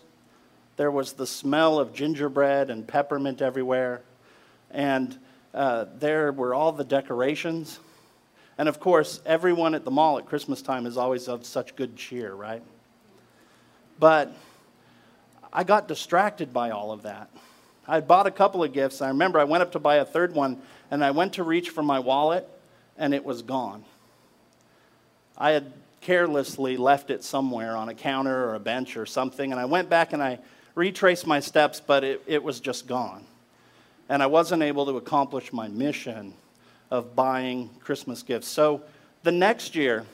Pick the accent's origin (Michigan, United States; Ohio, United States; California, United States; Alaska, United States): Alaska, United States; When I was 10 years old, growing up in Alaska